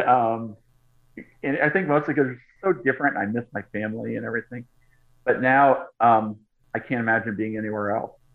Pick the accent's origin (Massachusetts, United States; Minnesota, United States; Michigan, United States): Massachusetts, United States; Boston; moved away as an adult; now in Los Angeles, United States; Boston, which is where I grew up. So I grew up mostly on the East Coast